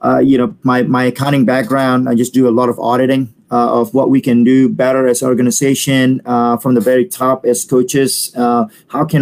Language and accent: English; Bali, Indonesia; English is a second language; moved away; also born or lived in Perth, Australia; I'm from Bali, and then I live in Australia for about a year and a half.